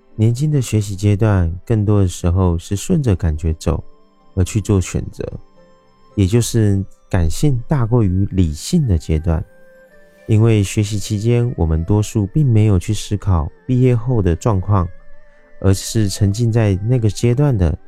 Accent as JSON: {"language": "Chinese", "country": "Taiwan", "said": "我是一位来自台湾喜欢旅行与热爱交朋友的"}